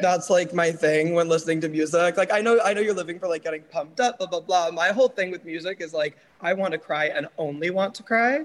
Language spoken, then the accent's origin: English; New York, United States; now in Los Angeles, United States; I'm from New York, but I also currently live in LA.